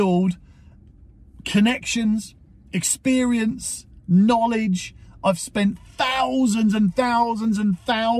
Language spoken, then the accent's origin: English; Portsmouth, South East England, United Kingdom; my hometown is Portsmouth, or my home city is Portsmouth